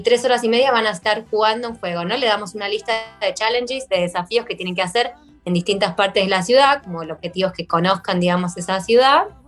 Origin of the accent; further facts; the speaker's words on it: Buenos Aires, Argentina; also born or lived in Yerevan, Armenia; now in Gyumri, Armenia; soy de Buenos Aires, eh, de Argentina